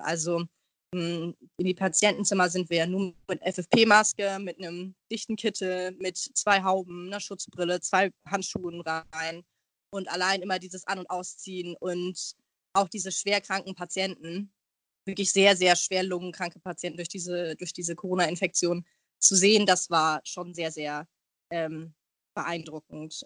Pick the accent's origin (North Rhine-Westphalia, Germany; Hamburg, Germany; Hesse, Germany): Hamburg, Germany; ich bin Hamburgerin, ich wohne sehr, sehr gerne in Hamburg